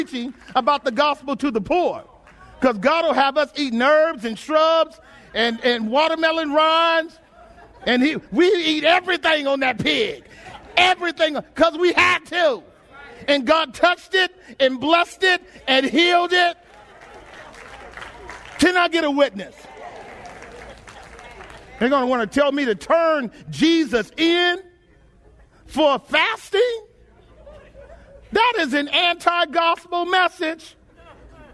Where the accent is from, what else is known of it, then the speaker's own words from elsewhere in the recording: United States; As American Christians, we live real good.